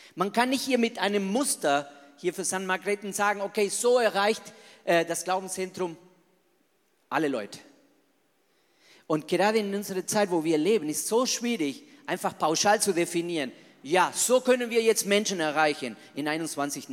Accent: Argentina; German is a second language; moved away as an adult; now in Germany; Also ich bin ein echter Latino, ich bin ein echter Argentinier

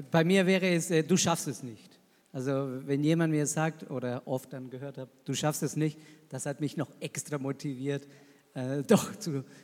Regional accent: Argentina; German is a second language; now in Germany; ich komme aus Argentinien

